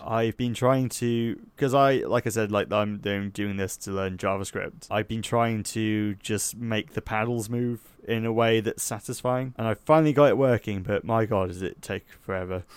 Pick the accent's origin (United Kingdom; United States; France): United Kingdom; Somerset, South West England; I'm from Somerset